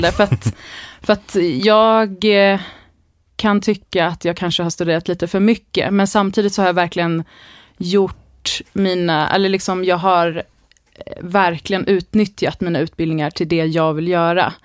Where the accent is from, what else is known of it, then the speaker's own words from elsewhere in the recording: Täby, Stockholm County, Sweden; jag är uppvuxen i Täby mm. norr om Stockholm